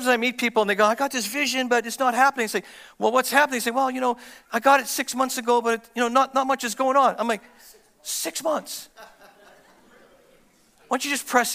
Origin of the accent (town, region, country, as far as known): Canada